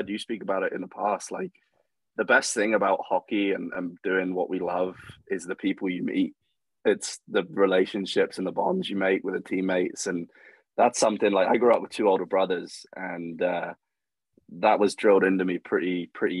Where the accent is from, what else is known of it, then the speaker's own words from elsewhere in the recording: Reading, South East England, United Kingdom; So I was born in Reading, and lived. Reading's like quite a big town kind of thing. I lived just outside it